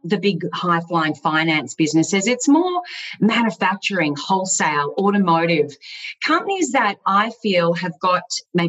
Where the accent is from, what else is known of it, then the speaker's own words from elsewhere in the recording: Gold Coast, Queensland, Australia; also born or lived in Melbourne; I was born in Melbourne, but moved to the gorgeous Gold Coast at a very young age and basically grew up there